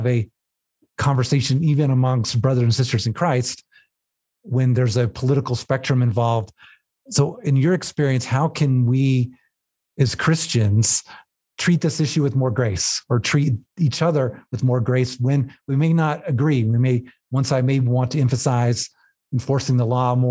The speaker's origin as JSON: {"language": "English", "region": "South Texas", "country": "United States", "tie": "born or raised there", "said": "I grew up in South Texas"}